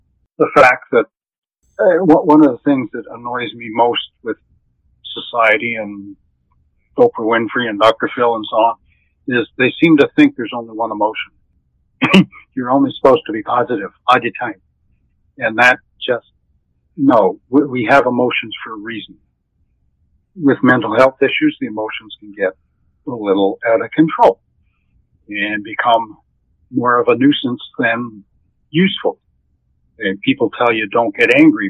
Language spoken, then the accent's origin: English; Smiths Falls, Ontario, Canada; also born or lived in North Augusta, Ontario; now in Brockville, Canada; I was born in Smith Falls, raised just outside. And, moved to North Augusta, met a Brockville girl, and that's how I ended up in Brockville